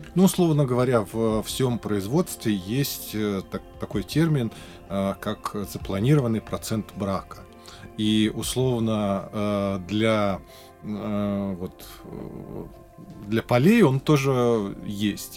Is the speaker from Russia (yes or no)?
yes; Zabaykalsky Krai, Russia; я родом из Забайкалья